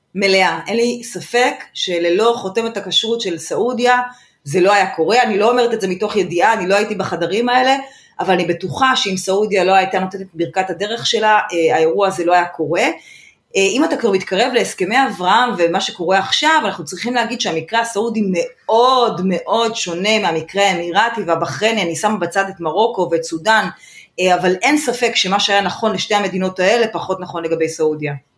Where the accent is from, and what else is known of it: Israel